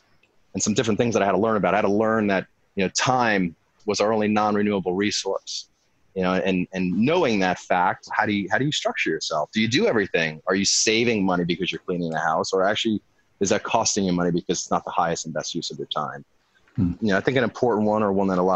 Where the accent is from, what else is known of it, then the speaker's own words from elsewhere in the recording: Long Island, New York, United States; now in California, United States; I grew up in the Northeast, Long Island, New York